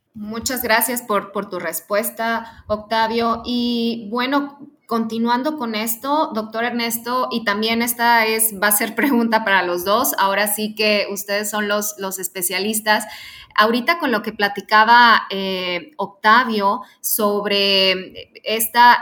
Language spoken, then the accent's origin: Spanish; Mexico; como mexicanos